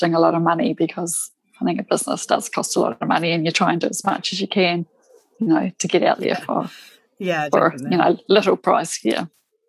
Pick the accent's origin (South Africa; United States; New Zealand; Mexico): New Zealand; South Island; I'm from New Zealand, right down the bottom of the South Island in New Zealand